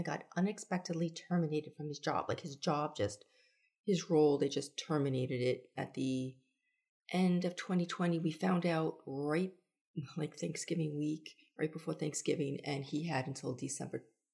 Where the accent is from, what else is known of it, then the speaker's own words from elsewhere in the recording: New York, United States; also born or lived in Charleston, South Carolina; now in Florida, United States; I'm originally a New Yorker